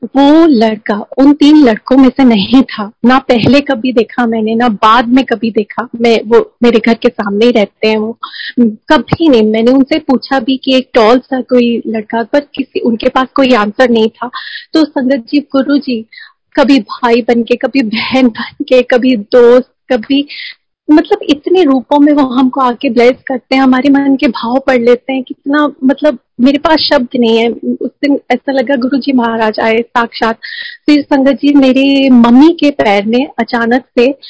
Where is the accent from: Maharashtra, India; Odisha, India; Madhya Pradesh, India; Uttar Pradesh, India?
Madhya Pradesh, India; Jabalpur; moved away; मेरे home town Jabalpur में